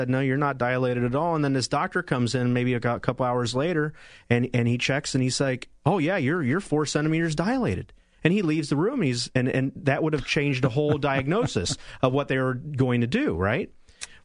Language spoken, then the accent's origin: English; Cincinnati, Ohio, United States; I grew up in Cincinnati, Ohio